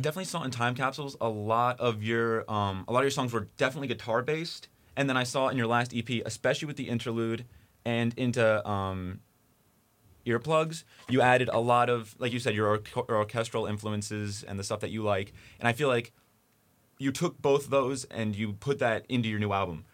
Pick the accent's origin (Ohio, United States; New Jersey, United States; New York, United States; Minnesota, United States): New Jersey, United States; I'm, I'm from New Jersey